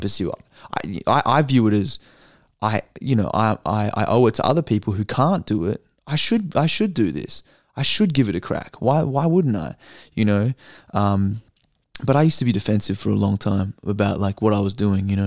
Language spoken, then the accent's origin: English; Australia; I'm an Aussie